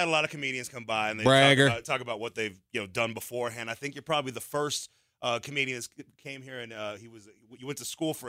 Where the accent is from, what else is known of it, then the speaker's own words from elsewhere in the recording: United States; I'm from America